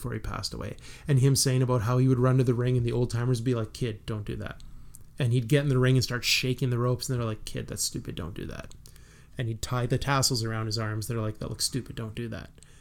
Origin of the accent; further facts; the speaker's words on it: Melville, Saskatchewan, Canada; moved away; back home in Melville